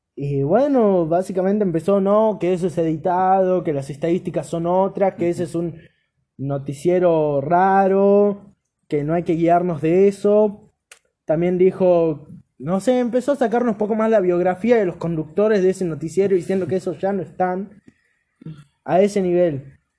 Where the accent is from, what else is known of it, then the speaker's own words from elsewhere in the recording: Argentina; Me siento poco argentino